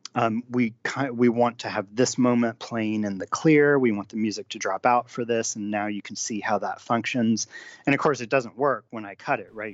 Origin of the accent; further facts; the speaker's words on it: United States; as an American